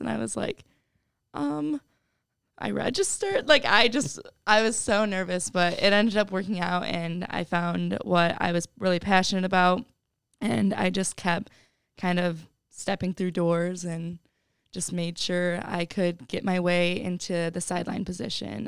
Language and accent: English; Oregon, Ohio, United States; I'm from Oregon, Ohio, which is right outside of Toledo. I actually lived at home all four years of college